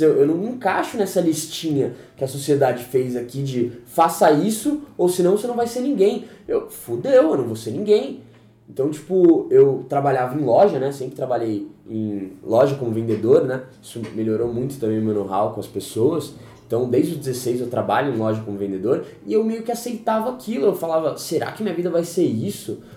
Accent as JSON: {"language": "Portuguese", "region": "São Paulo", "country": "Brazil", "tie": "born or raised there", "said": "eu nasci fui criado aqui em São Paulo, raiz, Pirituba City, desde sempre"}